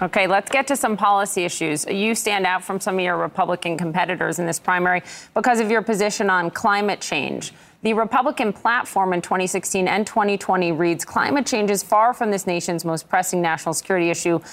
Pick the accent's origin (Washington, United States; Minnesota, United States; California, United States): Minnesota, United States; moved away; my home state, Minnesota